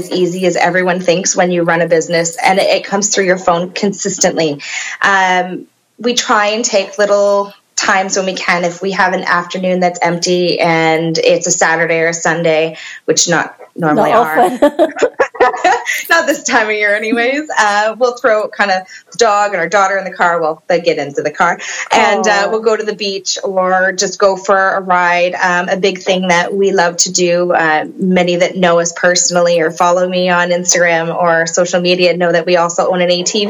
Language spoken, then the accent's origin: English; Kitchener, Ontario, Canada; moved away as an adult; also born or lived in Woodstock; now in Oxford County, Canada; I was born and raised in Kitchener.